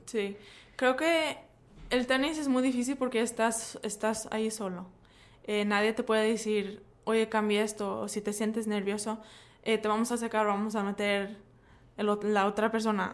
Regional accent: United States; crecí en los Estados Unidos

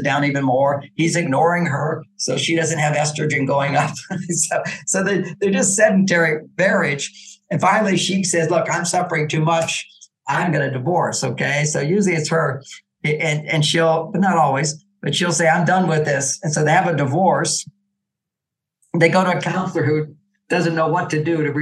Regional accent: Texas, United States; I grew up in Texas. I became a cowboy

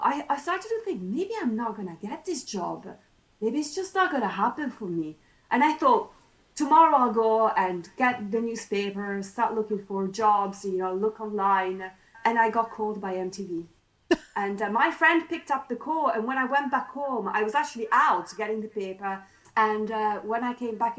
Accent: Italy; English is a second language; moved away as an adult; now in United Kingdom; somebody who came from Italy, you know, coming to the UK was my very first time abroad

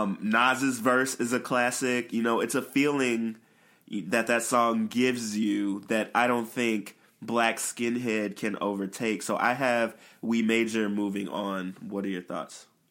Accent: Chicago, Illinois, United States; we're both from Chicago

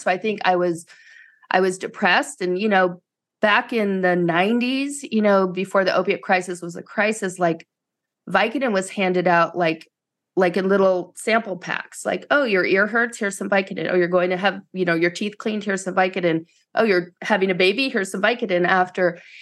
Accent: East Coast, United States; moved away as an adult; I grew up in the East Coast, so I went as far away from home as I could

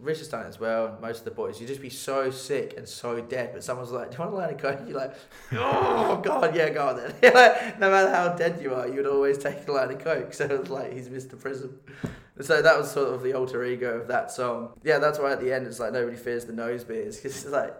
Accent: Milton Keynes, South East England, United Kingdom; moved away; I grew up in Milton Keynes, or just outside Bedfordshire, Buckinghamshire area

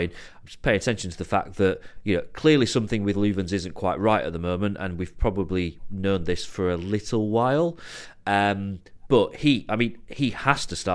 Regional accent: Barnsley, Yorkshire and the Humber, United Kingdom; born or raised there

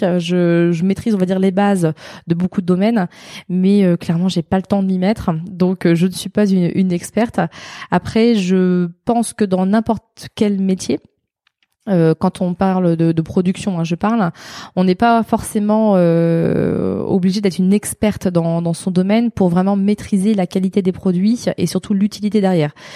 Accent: Alençon, Normandy, France; also born or lived in Caen / Montivilliers; j'ai passé de mes 5 ans à 17 ans euh, dans l'Orne, à côté d'Alençon

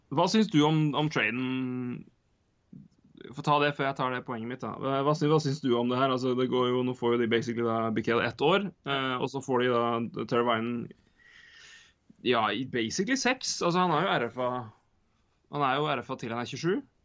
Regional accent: Norway; vi er fra Norge

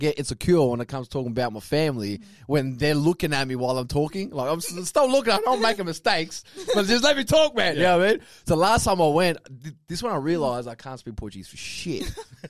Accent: Spearwood, Western Australia, Australia; Because me, I'm fucking born and raised here. I still call myself Aussie.

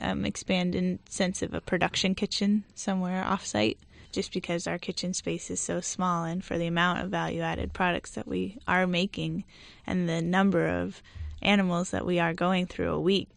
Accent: Marin County, California, United States; also born or lived in Italy; I grew up in Marin County.

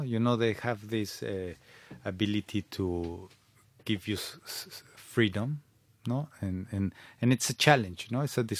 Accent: Mexico City, Mexico; English is a second language; moved away as an adult; now in London, United Kingdom; I was born in Mexico City.

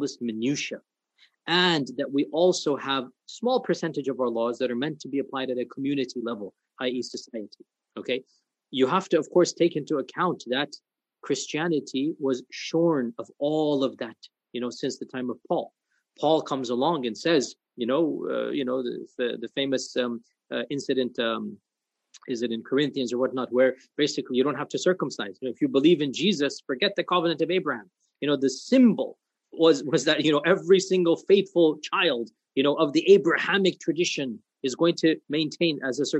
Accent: United States; also born or lived in Medina, Saudi Arabia; I speak as an American

